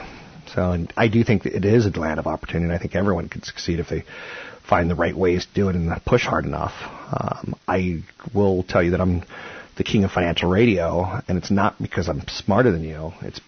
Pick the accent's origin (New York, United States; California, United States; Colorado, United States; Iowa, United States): Iowa, United States; And I grew up in Iowa, where my daddy might have been a farmer